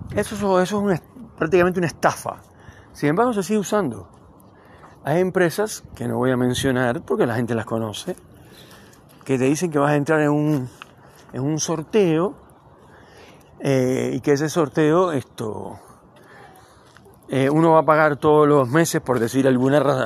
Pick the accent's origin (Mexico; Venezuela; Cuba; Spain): Cuba; now in Neuquén, Argentina; yo nací en Cuba